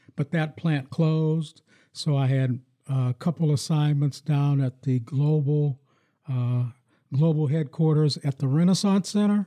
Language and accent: English; Farrell, Pennsylvania, United States; moved away as an adult; also born or lived in Michigan; now in Lansing, United States; I grew up in my hometown in, in Farrell, Pennsylvania